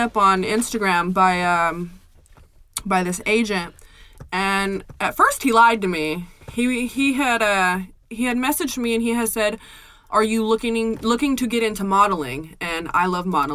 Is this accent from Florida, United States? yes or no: no; Visalia, California, United States; also born or lived in Bullhead City, Arizona / Barnsdall, Oklahoma; I'm from a little city called Visalia, California. I've lived in Visalia, California, and then I eventually moved to Bullhead City, Arizona, and then I moved to Oklahoma, Barnesdale, Oklahoma, After that, I moved back here by myself at the age of 17 in Visalia, California